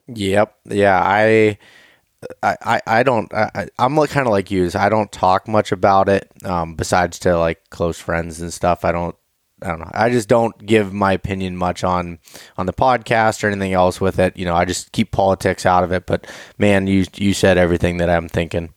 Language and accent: English; Appalachian Mountains, United States; also born or lived in Pittsburgh area; that's where I grew up, right in the center of it